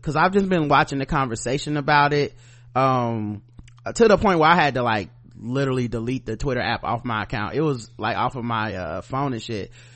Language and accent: English; the South, United States; I'm from the South, I'm a black man in America